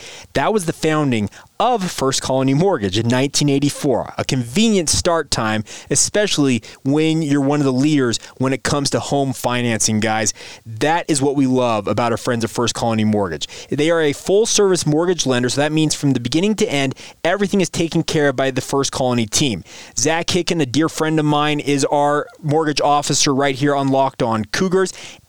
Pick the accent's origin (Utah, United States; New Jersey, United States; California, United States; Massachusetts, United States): Utah, United States; Orem; a guy I grew up around in Orem, Utah.